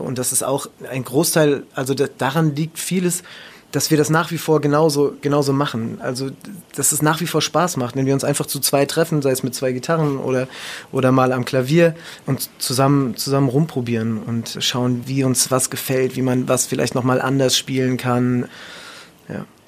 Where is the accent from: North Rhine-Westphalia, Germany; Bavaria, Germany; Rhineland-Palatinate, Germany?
Rhineland-Palatinate, Germany; Ludwigshafen; weil Heidelberg ist ja jetzt auch nicht so weit entfernt von Ludwigshafen, wo ich aufgewachsen bin